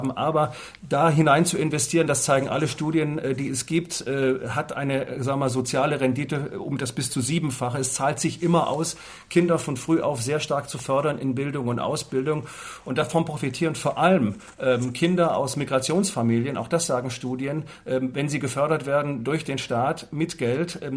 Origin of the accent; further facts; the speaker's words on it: Southern Germany, Germany; in den Süden Deutschlands kamen, da wo ich groß geworden bin.